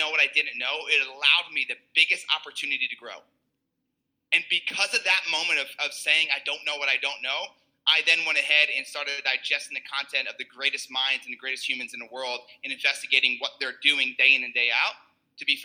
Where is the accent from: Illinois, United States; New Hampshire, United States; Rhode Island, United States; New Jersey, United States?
New Jersey, United States; I'm Italian. I'm from Jersey